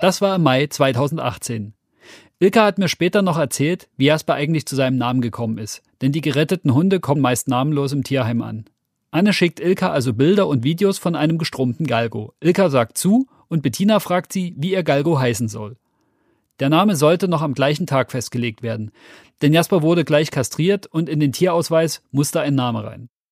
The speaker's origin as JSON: {"language": "German", "country": "Germany", "said": "Bei uns in Deutschland"}